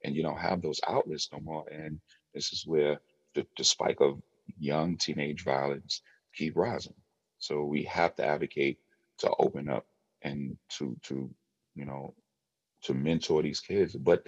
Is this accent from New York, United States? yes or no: yes; New York City, New York, United States; I grew up in Harlem